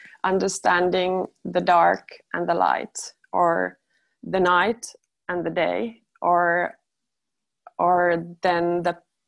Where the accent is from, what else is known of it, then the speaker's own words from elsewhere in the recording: Finland; I'm also from Finland